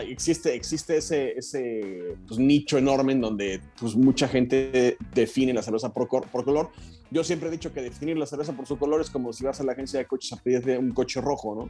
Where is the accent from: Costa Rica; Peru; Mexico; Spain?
Mexico; Mexico City; yo, soy de la Ciudad de México también